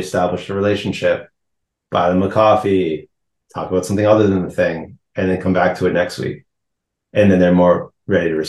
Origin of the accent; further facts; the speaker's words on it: Cambridge, Massachusetts, United States; moved away as an adult; also born or lived in Maine / Israel; now in New York City, United States; I grew up in Cambridge, Mass.